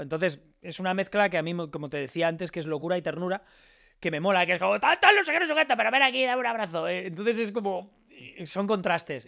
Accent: Alicante, Valencian Community, Spain; yo soy de Alicante y, como buen alicantino

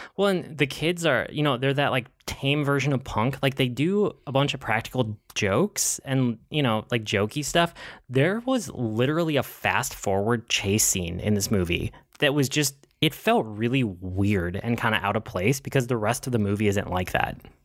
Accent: Twin Cities suburbs, Minnesota, United States; The Twin Cities, even if it's, this is shot in Minneapolis and I'm from the suburbs.

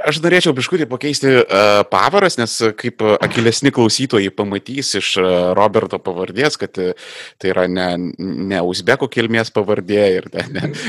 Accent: Vilnius, Vilnius County, Lithuania; aš pavyzdžiui gimęs augęs e, Vilniuje, aš e, labai e, esu susipažinęs intimiai su tokiais dalykais, dar, dar netgi aš augau šalia Antoniego Vivulskėgo mokyklos

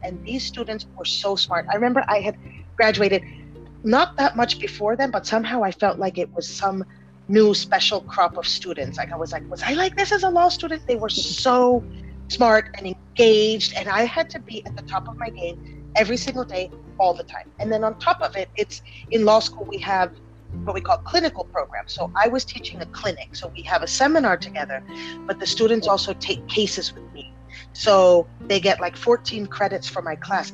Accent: San Diego, California, United States; also born or lived in Panama; when we moved to the US, we moved to San Diego, right on the border with Mexico.

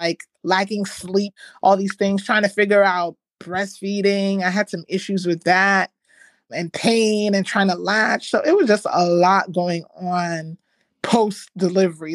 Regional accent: Ghana; I'm Ghanaian, we use shea butter.

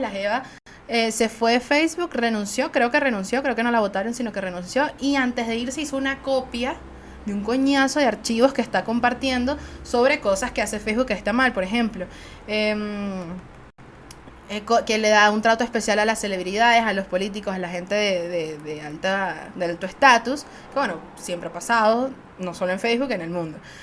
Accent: Venezuela; nosotros, como venezolanos

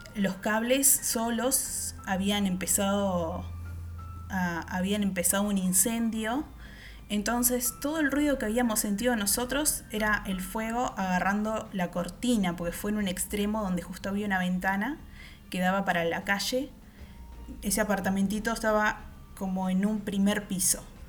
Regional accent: Uruguay; soy uruguaya

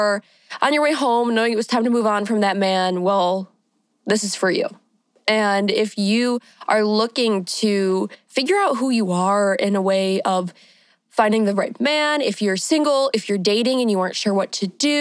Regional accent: Michigan, United States; I am from Michigan. I'm a Michigan queen, born and raised, still here.

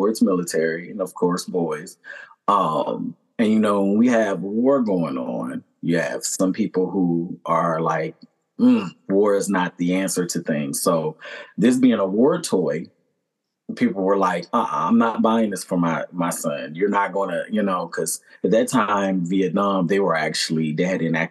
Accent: Maryland, United States; I am from Maryland

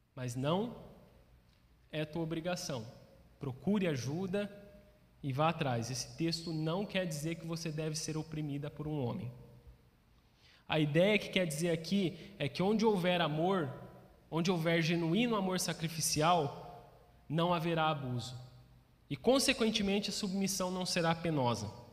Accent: Brazil; nós, como brasileiros

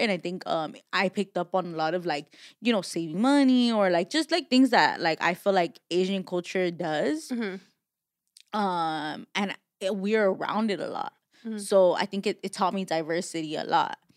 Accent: Mexico; now in Los Angeles, United States; as much as I'm from I'm from Mexico, like I know nothing Mexico and it's sad.

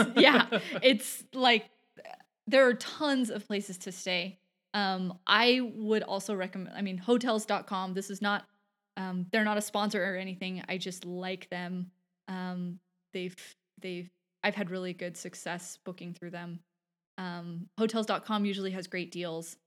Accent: Southern California, United States; growing up in Southern California

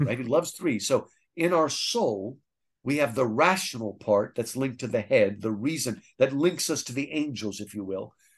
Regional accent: New Jersey, United States; New Jersey is where I grew up

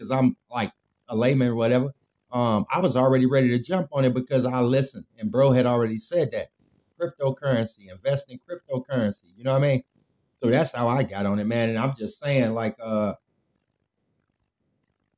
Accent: Chicago, Illinois, United States; I'm from Chicago

